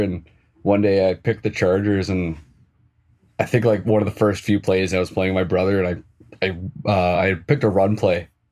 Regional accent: just outside Edmonton, Alberta, Canada; where I'm from, I'm just outside of Edmonton in Alberta

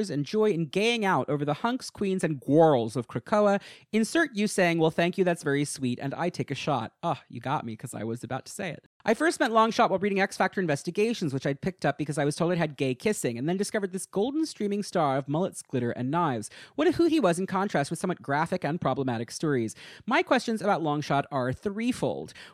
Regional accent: East of England, United Kingdom; I'm from Essex in the UK, but no need for an accent because I don't have one

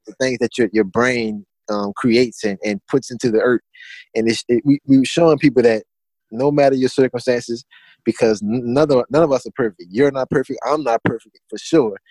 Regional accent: Assumption Parish, Louisiana, United States; where I'm from, I'm from Assumption Parish, Louisiana

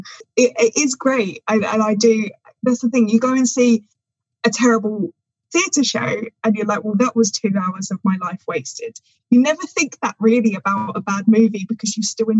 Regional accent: England, United Kingdom; as an English person

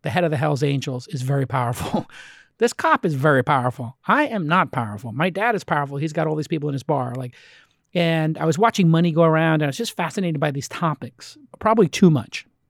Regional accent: New York City, New York, United States; I'm from Bay Ridge, which is literally the last stop on the tran-, on the train

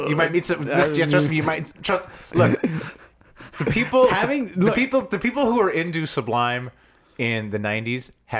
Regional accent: Huntington Beach, California, United States; Huntington Beach, my hometown.

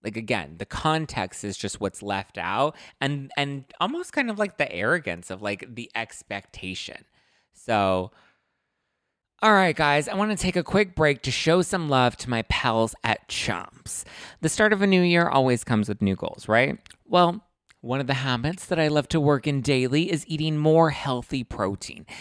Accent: Los Angeles, California, United States; I'm from Lincoln Heights, which is technically East L A, that's where I grew up

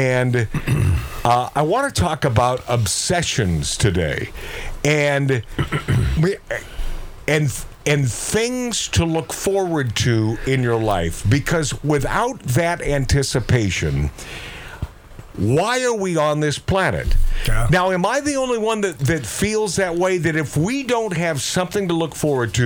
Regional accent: Seattle, Washington, United States; growing up in the Pacific Northwest

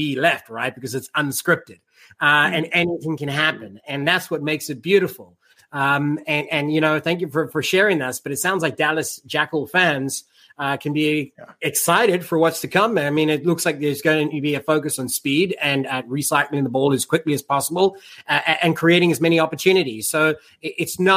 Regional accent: South Africa; I'm South African.

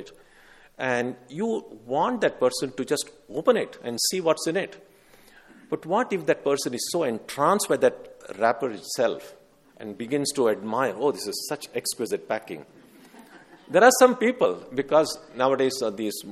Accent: India; growing up in India

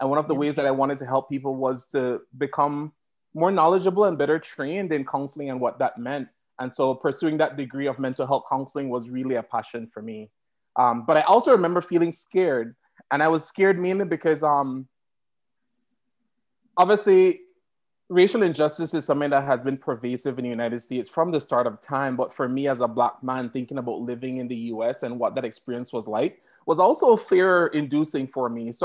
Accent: Belize; moved away as an adult; also born or lived in Massachusetts; now in Idaho, United States; I was born and raised in Belize

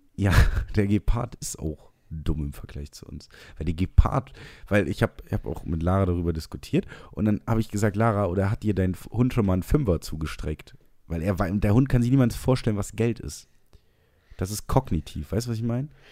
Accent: Trier, Rhineland-Palatinate, Germany; ich bin aus Trier

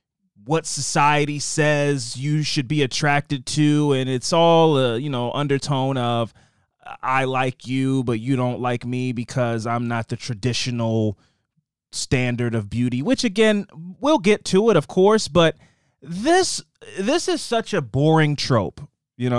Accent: Massachusetts, United States; hey, I'm from Massachusetts.

